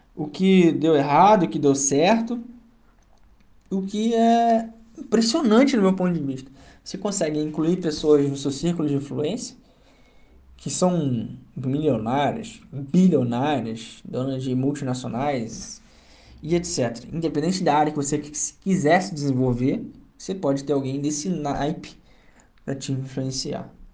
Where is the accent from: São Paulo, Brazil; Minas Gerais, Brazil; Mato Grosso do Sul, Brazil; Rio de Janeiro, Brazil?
Rio de Janeiro, Brazil; Duque de Caxias; accent: carioca; sou nascido e criado no Rio, na cidade de Duque de Caxias